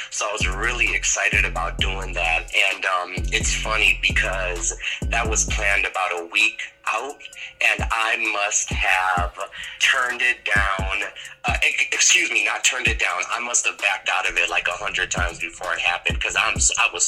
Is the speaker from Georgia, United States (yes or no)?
no; Chicago, Illinois, United States; I'm from Chicago